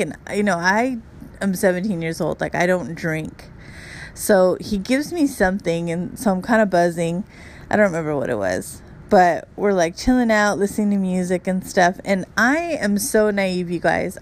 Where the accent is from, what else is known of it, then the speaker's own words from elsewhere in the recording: Los Angeles, California, United States; I grew up in Hollywood